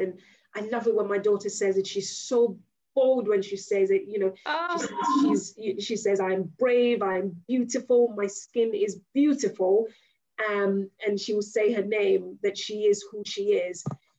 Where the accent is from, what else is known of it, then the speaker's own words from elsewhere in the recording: United Kingdom; I am British, but I'm also Nigerian. And if you're accepting me, you've got to accept both sides of my culture.